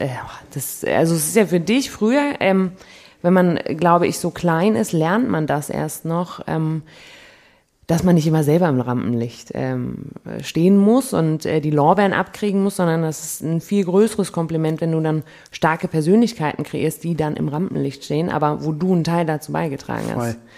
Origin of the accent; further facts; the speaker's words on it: Munich, Bavaria, Germany; moved away as an adult; now in Cologne, Germany; als Münchner